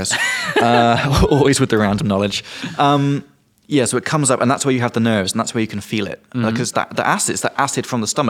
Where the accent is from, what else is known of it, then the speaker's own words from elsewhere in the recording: England, United Kingdom; I'm from England.